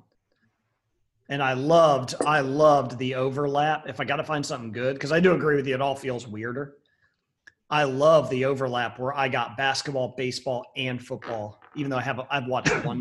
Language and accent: English; Ohio, United States; I'm from Ohio.